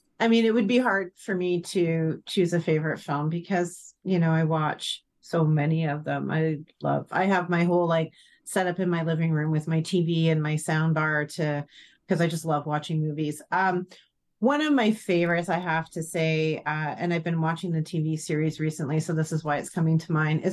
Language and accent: English; Ireland; So I'm Irish, so we've got a dark sense of humor.